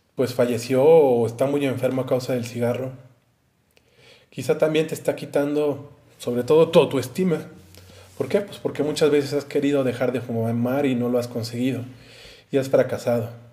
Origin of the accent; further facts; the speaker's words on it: Mexico; yo soy de México